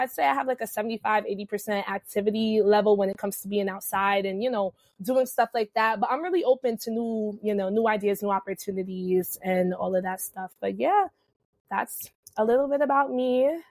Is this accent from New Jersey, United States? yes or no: yes; New Jersey, United States; But yeah, I am from Jersey. I'm in the Central Jersey area. So shout out to y'all in Central Jersey, which is a thing.